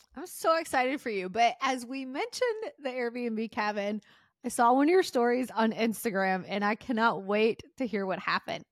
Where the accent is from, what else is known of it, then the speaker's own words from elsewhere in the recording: Mississippi, United States; also born or lived in Tennessee; now in Florida, United States; growing up in Mississippi and Tennessee, you couldn't walk anywhere